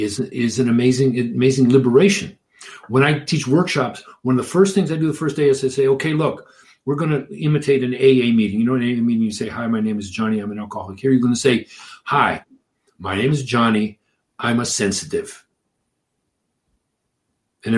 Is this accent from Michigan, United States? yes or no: yes; Detroit, Michigan, United States; I grew up in Detroit